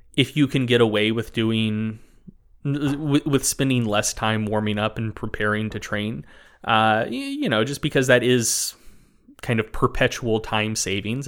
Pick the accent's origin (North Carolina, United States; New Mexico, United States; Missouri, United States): North Carolina, United States; I, I grew up in North Carolina